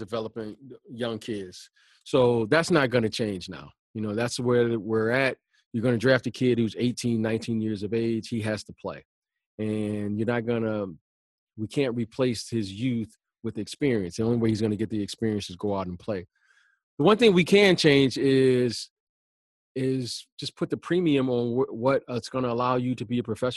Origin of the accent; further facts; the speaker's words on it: Detroit, Michigan, United States; I grew up growing up in Detroit